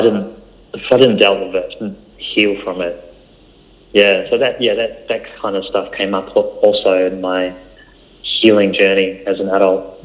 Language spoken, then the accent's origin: English; New Zealand; English is a second language; moved away as an adult; also born or lived in Malaysia; now in Australia; I was born in Malaysia and we moved to New Zealand when I was seven.